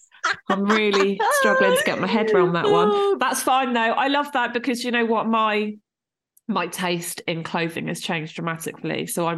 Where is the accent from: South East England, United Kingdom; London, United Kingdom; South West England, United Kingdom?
South East England, United Kingdom; Portsmouth; I grew up in Portsmouth